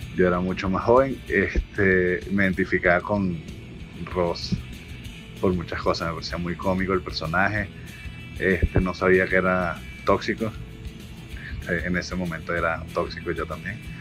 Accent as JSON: {"language": "Spanish", "country": "Venezuela", "tie": "born or raised there", "said": "nací en Venezuela"}